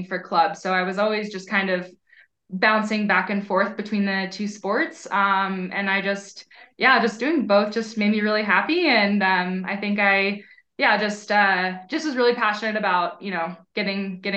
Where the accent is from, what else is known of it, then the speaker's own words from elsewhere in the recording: Hershey, Pennsylvania, United States; moved away as an adult; also born or lived in Burlington, Vermont; now in Colorado, United States; growing up, we had a really great swim team. I'm from Hershey, Pennsylvania